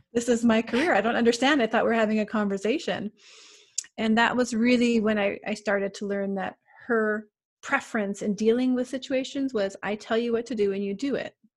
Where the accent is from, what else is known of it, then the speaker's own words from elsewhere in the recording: Canada; I'm from Canada